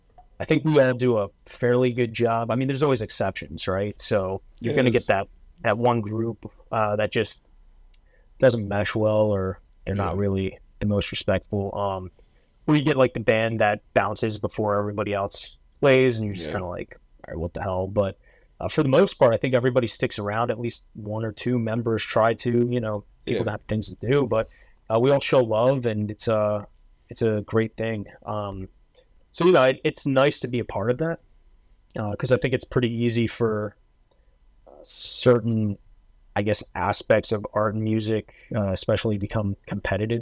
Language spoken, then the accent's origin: English; New Jersey, United States; now in Philadelphia, United States; I'm from North Jersey originally, then moved to South Jersey. I've been living right outside of West Philly for say like 9 years now